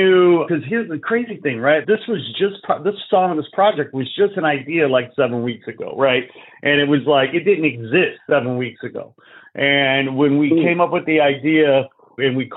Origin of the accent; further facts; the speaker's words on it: Chicago, Illinois, United States; moved away as an adult; now in Los Angeles, United States; I was born and raised in Chicago. I moved to L.A. 20 years ago.